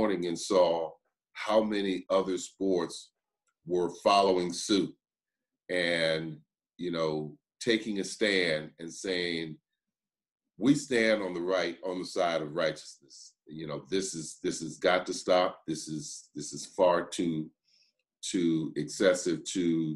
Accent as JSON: {"language": "English", "town": "Berkeley", "region": "California", "country": "United States", "tie": "born or raised there", "said": "my experience growing up in Berkeley, California"}